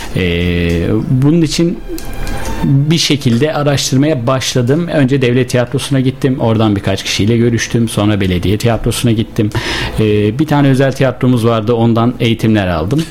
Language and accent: Turkish; Sivas Province, Turkey; moved away as an adult; now in Bursa, Turkey; 23 yıl Sivas'ta kaldım.